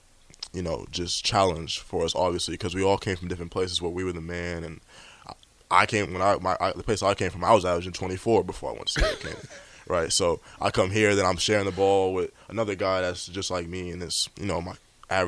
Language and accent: English; Long Beach, California, United States; So I was born and raised in Long Beach.